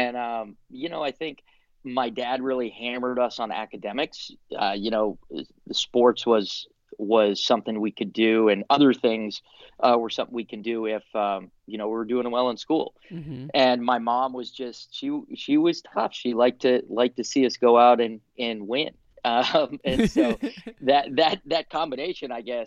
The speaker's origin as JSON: {"language": "English", "region": "Florida", "country": "United States", "tie": "born or raised there", "said": "I grew up down in Florida"}